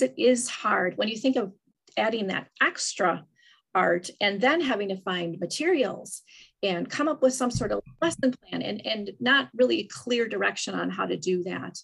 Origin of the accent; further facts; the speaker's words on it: Wisconsin, United States; I'm from Wisconsin